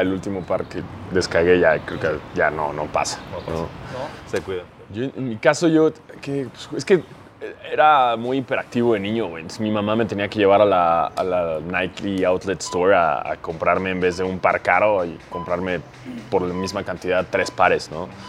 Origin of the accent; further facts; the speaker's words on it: Mexico; soy blanco y soy mexicano